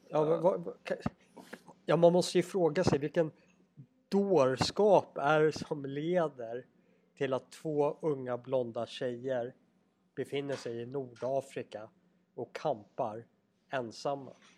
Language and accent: Swedish; Sweden; vi andra övriga svenskar